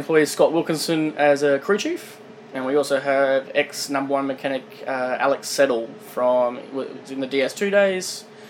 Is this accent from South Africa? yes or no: no; Kingaroy, Queensland, Australia; also born or lived in Toowoomba / Sunshine Coast; I grew up in Kingaroy, boarding school in Toowoomba